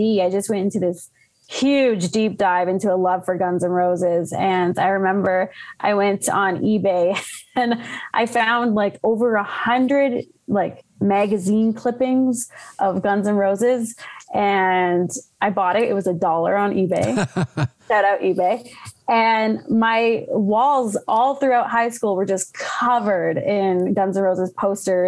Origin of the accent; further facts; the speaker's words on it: Ottawa, Ontario, Canada; moved away as an adult; now in Calgary, Canada; born and raised in Ottawa, but moved out here about 10 years ago